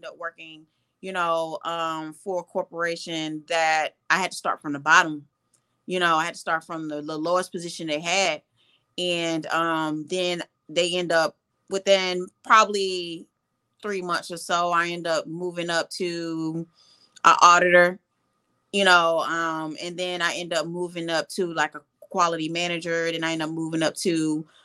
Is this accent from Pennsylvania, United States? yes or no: no; St. Louis, Missouri, United States; moved away as an adult; also born or lived in Atlanta, Georgia; I am originally from St. Louis, Missouri. Born and raised in St. Louis, moved to Atlanta to pursue psychology